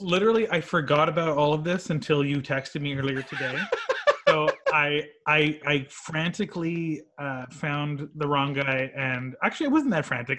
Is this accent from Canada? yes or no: yes; White Rock, British Columbia, Canada; I'm from White Rock, born in '84.